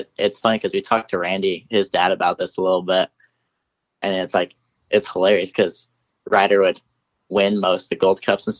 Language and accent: English; Pocatello, Idaho, United States; growing up here